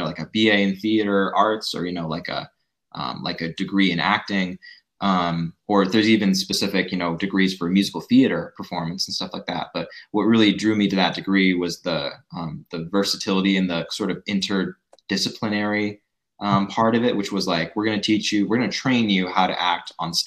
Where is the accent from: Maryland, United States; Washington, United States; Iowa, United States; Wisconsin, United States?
Washington, United States; Spokane; I was born and raised here in Spokane.